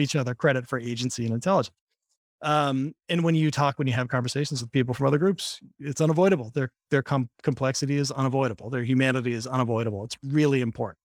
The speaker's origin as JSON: {"language": "English", "town": "Boston", "region": "Massachusetts", "country": "United States", "tie": "born or raised there", "moved": "yes", "lives_now": "New York, United States", "said": "I grew up in Boston."}